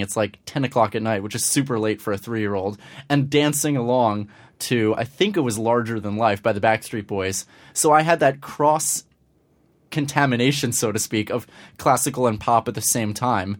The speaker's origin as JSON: {"language": "English", "town": "Scarsdale", "region": "New York", "country": "United States", "tie": "born or raised there", "also_born_or_lived": "Manhattan, New York", "said": "I'm originally from Manhattan, the Upper West Side. But when I was just shy of six, my family moved up to Scarsdale in Westchester"}